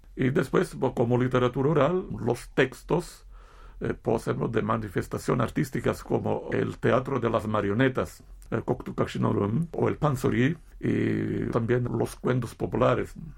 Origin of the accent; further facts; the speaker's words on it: Italy; Como italiano